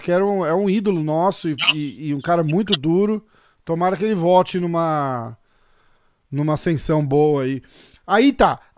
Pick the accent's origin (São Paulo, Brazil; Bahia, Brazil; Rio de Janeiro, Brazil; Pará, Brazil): São Paulo, Brazil; eu sou de São Paulo, cara.